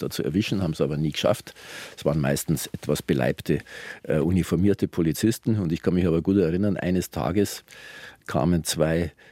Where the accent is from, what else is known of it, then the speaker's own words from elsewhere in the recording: Bavaria, Germany; Wir waren, wir sind aufgewachsen alle in der Veterinärkönigin oder Kalberstraße.